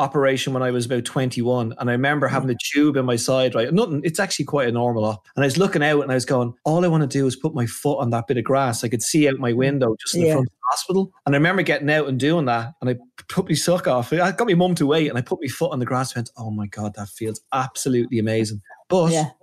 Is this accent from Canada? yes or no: no; Ireland; I'm so Paddy Irish